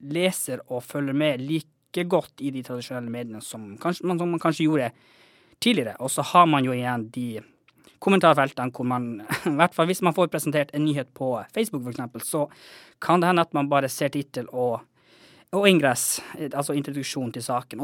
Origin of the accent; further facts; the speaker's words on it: Kautokeino, Finnmark, Norway; moved away as an adult; now in Tromsø, Norway; jeg er jo fra Kautokeino oppvokst der, men akkurat nå så holder jeg også mye til i Tromsø